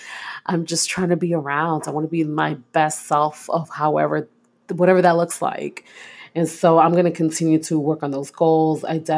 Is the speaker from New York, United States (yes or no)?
yes; Brooklyn, New York, United States; I'm this kid from East New York, Brooklyn, who grew up, was raised in the projects, born and raised in the projects.